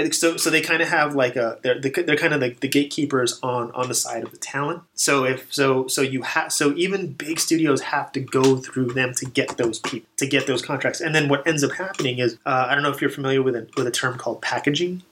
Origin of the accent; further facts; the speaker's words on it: Texas, United States; moved away as an adult; also born or lived in Dallas Fort Worth / El Paso; now in California, United States; I'm originally from Texas